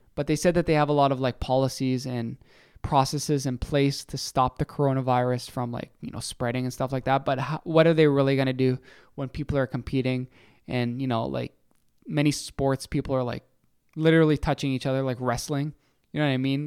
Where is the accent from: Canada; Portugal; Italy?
Canada